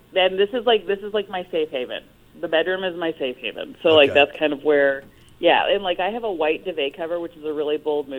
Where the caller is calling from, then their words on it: Los Angeles, California, United States; Los Angeles.